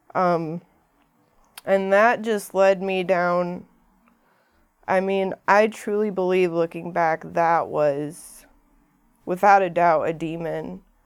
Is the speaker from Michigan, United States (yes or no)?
yes; Ferndale, Michigan, United States; I came from Ferndale, that's where I grew up, not far from here